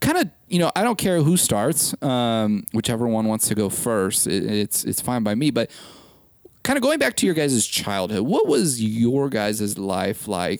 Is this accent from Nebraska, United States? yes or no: yes; Omaha, Nebraska, United States; moved away as an adult; now in Texas, United States; I'm originally from Omaha, Nebraska